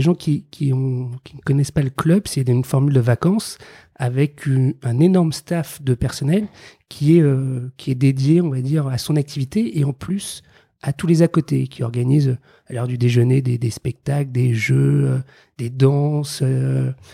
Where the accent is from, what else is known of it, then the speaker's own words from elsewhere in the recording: Paris suburbs, Île-de-France, France; J'ai grandi en banlieue parisienne